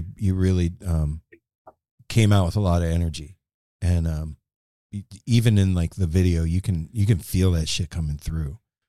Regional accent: West Coast, United States; we're from the West Coast

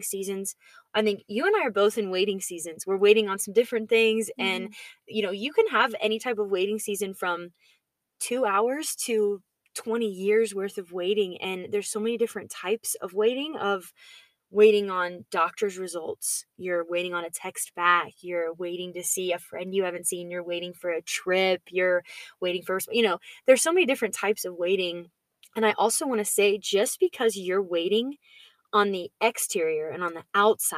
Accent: Georgia, United States; Andy Stanley is a pastor that I grew up listening to in Georgia

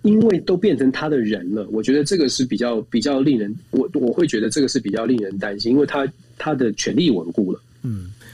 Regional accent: Taiwan; 我们在在台湾，我们是在民主国家长大的。

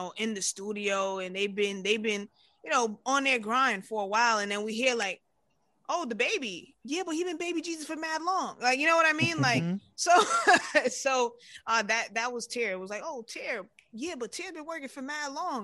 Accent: New York City, New York, United States; growing up in New York

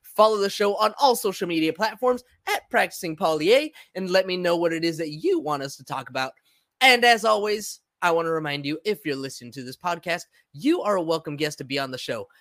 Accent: San Diego, California, United States; first language Spanish; English is a second language; also born or lived in Los Angeles; I was, uh, five or six years old when we moved to, from L A to San Diego

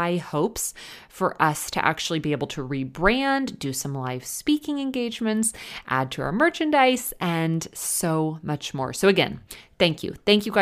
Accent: Texas, United States; moved away; my home state of Texas

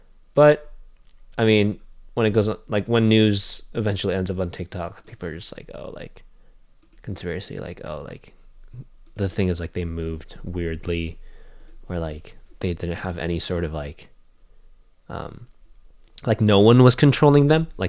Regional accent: Denver, Colorado, United States; now in Sacramento, United States; I mean, I'm from Colorado.

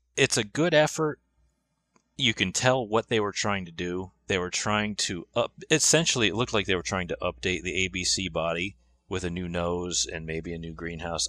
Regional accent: Griswold, Connecticut, United States; I am from Griswold, Connecticut.

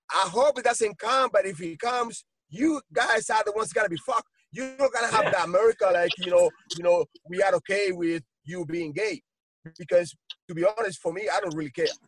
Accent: United States; we as Americans, because I'm an American, you know, I'm a citizen, yeah.

